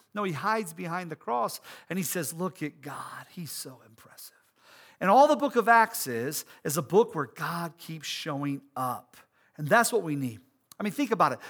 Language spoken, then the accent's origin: English; United States; as American Christians